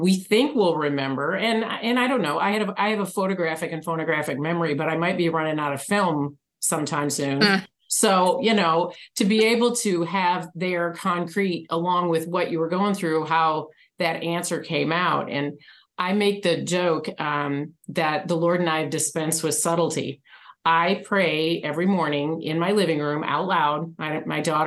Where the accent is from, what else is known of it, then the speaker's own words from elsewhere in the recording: Michigan, United States; now in Arizona, United States; I was raised in Michigan